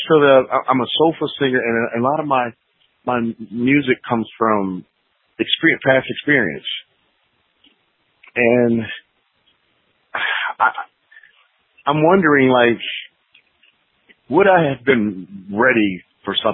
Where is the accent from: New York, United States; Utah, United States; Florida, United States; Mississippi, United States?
New York, United States; Rochester; now in Atlanta, United States; originally from Rochester, New York